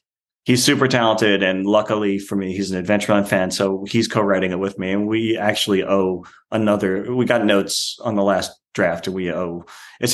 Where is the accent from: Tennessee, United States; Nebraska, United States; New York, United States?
New York, United States; Long Island; I'm from Long Island. Yeah, I'm from Long Island. It's hard for me to imagine anywhere else to live because New York is home